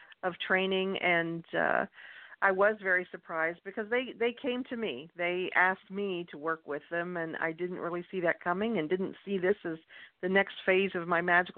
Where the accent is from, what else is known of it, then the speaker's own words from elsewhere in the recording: Kentucky, United States; I grew up in Kentucky